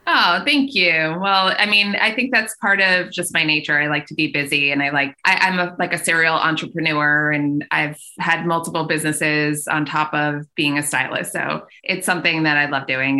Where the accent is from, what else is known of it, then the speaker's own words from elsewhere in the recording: Long Island, New York, United States; also born or lived in Brooklyn / Syracuse; now in Westchester, United States; I'm from Long Island, so just outside the city